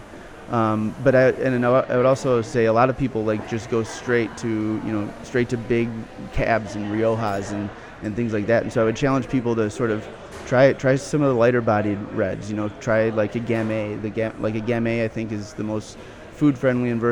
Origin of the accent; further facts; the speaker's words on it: Minneapolis, Minnesota, United States; moved away as an adult; also born or lived in Chicago / California; I was born and raised here in South Minneapolis